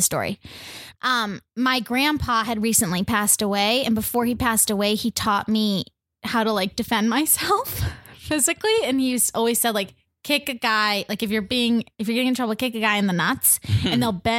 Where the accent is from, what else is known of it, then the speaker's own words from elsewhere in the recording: Arizona, United States; moved away; until I left Arizona